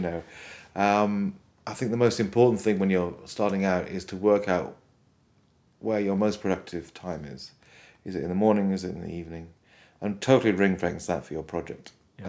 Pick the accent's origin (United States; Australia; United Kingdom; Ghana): United Kingdom; Wales; Where I grew up in Wales, there was a lot of fantastic government support for music education